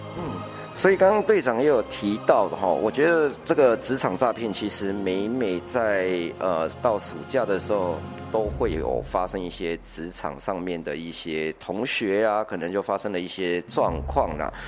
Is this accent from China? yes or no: no; Taiwan; 我们台湾人真的很省吃俭用